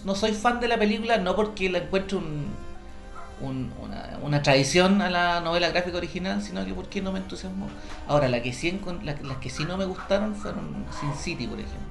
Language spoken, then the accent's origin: Spanish; Chile